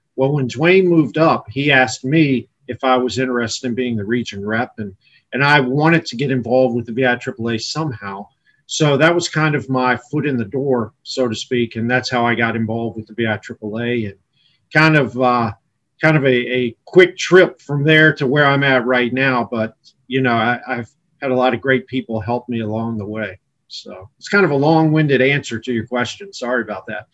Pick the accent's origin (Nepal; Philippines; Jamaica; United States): United States; Sterling, Virginia; I grew up in Northern Virginia, Loudoun County, uh, went to Parkview High School in Sterling